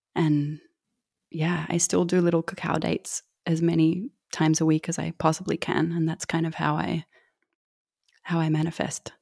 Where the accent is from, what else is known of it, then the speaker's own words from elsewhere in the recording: Australia; I'm from Australia